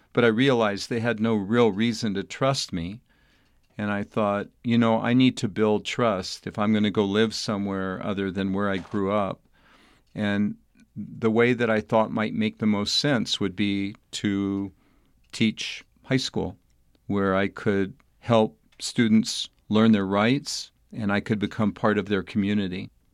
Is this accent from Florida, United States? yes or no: no; El Paso, Texas, United States; moved away as an adult; also born or lived in Albuquerque, New Mexico; young boy growing up in El Paso, Texas